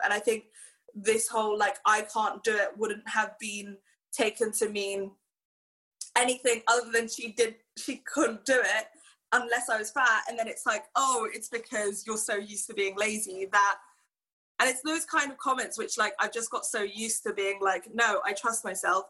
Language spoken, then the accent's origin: English; Hong Kong; growing up in Hong Kong